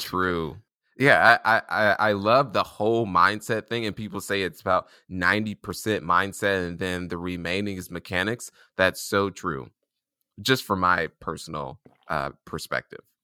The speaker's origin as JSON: {"language": "English", "town": "Indianapolis", "region": "Indiana", "country": "United States", "tie": "born or raised there", "said": "I was born and raised in Indianapolis, Indiana"}